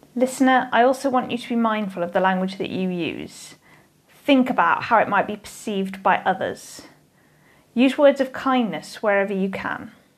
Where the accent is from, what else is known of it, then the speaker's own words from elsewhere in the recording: United Kingdom; As a British person